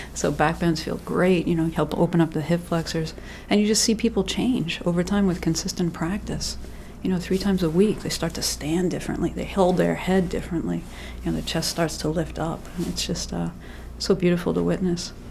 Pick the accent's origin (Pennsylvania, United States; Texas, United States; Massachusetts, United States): Massachusetts, United States; moved away as an adult; also born or lived in Bermuda; now in Maine, United States; I'm originally from Massachusetts